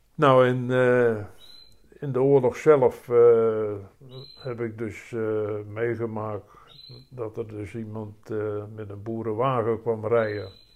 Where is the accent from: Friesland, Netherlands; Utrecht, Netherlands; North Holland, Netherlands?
Utrecht, Netherlands; Rhenen; now in Opdam, Netherlands; Ik ben geboren in Renen